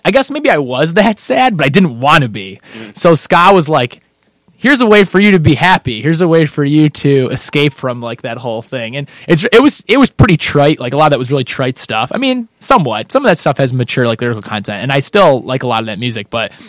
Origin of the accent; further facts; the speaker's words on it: Kendall, United States; So I played a lot of video games because there's nothing to do growing up in Kendall.